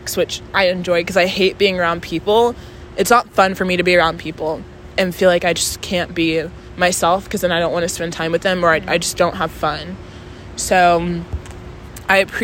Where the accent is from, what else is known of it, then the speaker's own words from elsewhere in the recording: Texas, United States; moved away; I'm also Southern. So I'm from Texas